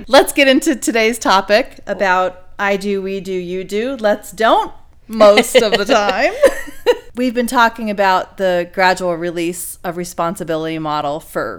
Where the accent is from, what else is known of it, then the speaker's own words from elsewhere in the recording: United States; It doesn't make sense to us Americans either.